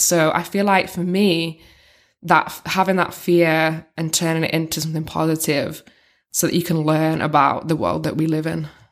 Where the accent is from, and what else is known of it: North West England, United Kingdom; moved away as an adult; now in China